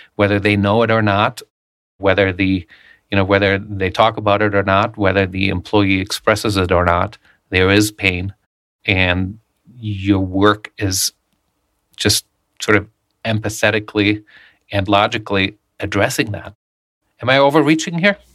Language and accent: English; Germany; moved away; I grew up in Germany